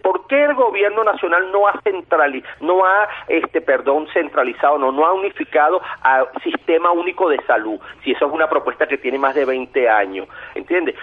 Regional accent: Venezuela; como venezolanos de bien que somos

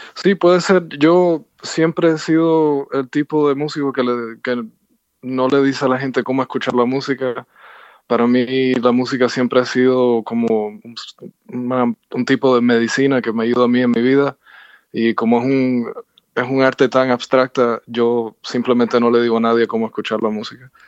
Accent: Cuba; moved away; yo nací en Cuba. Ah, hacía 23 años que no regresaba

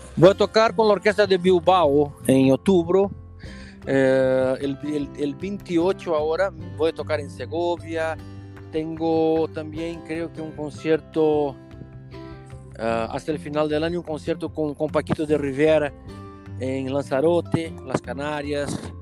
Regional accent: Brazil; Spanish is a second language; moved away as an adult; now in Lisbon, Portugal; Nosotros que venimos de grandes ciudades de Brasil, ¿no? Como Río, San Paulo

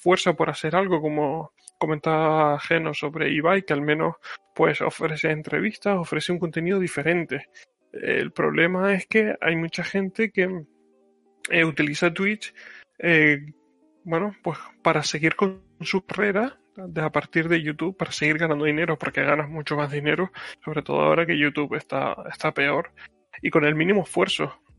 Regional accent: Canary Islands, Spain; accent: Canarian; que pasa es que como yo hablo medio eh, con acento de Barcelona y tal, pues esta vez voy a hablar con mi acento canario.

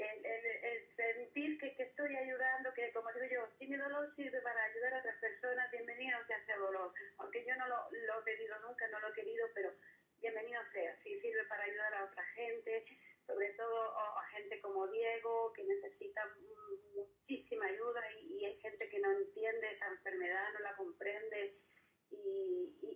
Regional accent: Gáldar, Canary Islands, Spain; also born or lived in Los Giles, Las Palmas de Gran Canaria; now in Las Palmas de Gran Canaria, Spain; Soy natural de Galdas, pero vivo en el barrio de Los Giles.

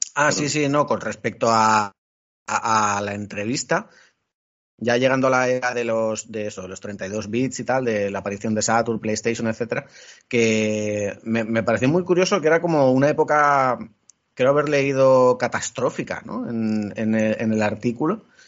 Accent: Elche, Valencian Community, Spain; yo que soy de Elche tengo Valencia relativamente cerca

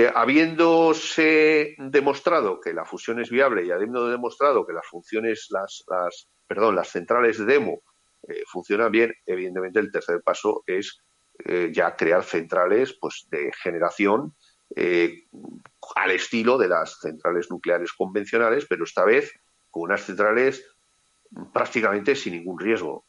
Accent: Spain; Como ciudadano español

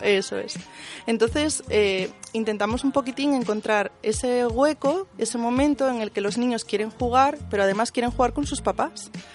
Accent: Asturias, Spain; Somos de Asturias, pero trabajamos en Internet

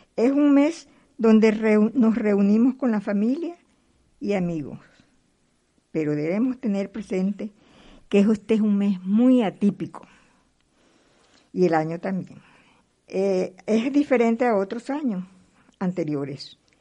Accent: Venezuela; moved away as an adult; also born or lived in Caracas, Venezuela; now in Madrid, Spain; nací en un pueblito de Venezuela

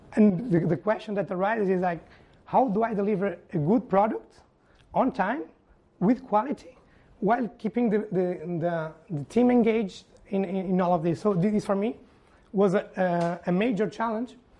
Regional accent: Porto, Norte, Portugal; Estádio do Dragão, Porto, Portugal, my, my home country, my, my hometown.

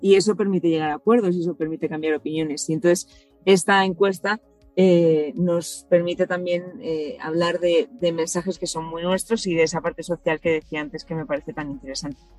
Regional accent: Hondarribia, Basque Country, Spain; Andarribía, que es de donde soy yo

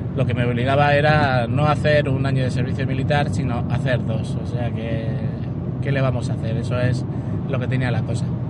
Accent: Alhama de Murcia, Region of Murcia, Spain; also born or lived in Castellón; Mi padre era el presidente de la Cruz en, en Alama de Murcia, donde yo nací

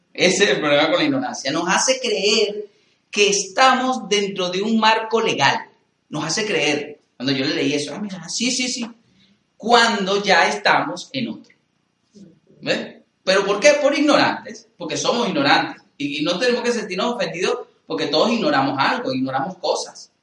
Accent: Venezuela; soy venezolano

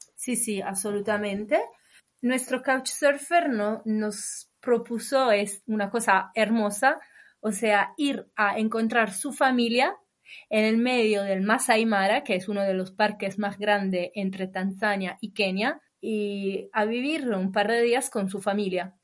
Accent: Imola, Emilia-Romagna, Italy; Spanish is a second language; moved away as an adult; also born or lived in London / Spain / Bologna; Yo soy del norte de Italia, de un pueblo se llama Imola

